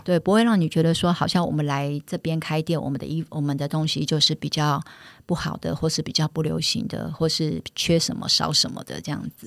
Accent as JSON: {"language": "Chinese", "town": "Keelung", "country": "Taiwan", "said": "我们本身是基隆人"}